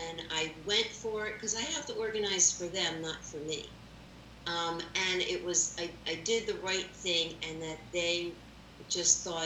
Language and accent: English; Philadelphia, Pennsylvania, United States; I am a Philly girl all my life. I went to Saul High School, the farm school in Roxborough